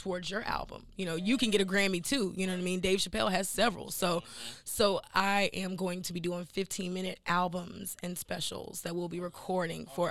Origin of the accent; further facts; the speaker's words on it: Henderson, North Carolina, United States; moved away; also born or lived in Durham, North Carolina / New York / Atlanta; I'm initially from North Carolina. That's where I'm born, and that's probably I was born in like Durham, but I lived in like Henderson